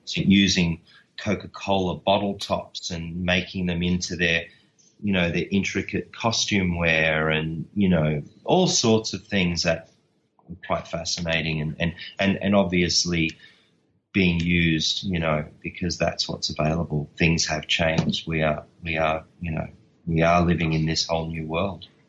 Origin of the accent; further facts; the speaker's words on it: Australia; I'm Australian